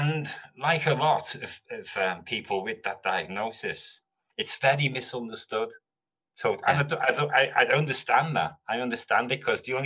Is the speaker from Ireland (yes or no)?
no; Liverpool, North West England, United Kingdom; moved away as an adult; also born or lived in London; I'm from Liverpool. I was born in Mill Road Hospital.